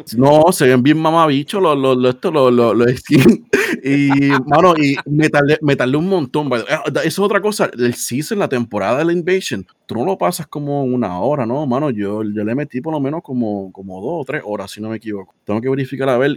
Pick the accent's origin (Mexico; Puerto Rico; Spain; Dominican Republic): Puerto Rico; como el boricua